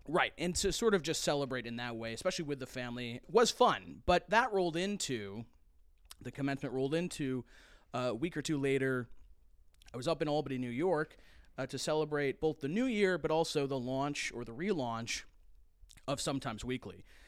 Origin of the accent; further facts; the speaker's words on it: United Kingdom; now in United States; a British person coming to the United States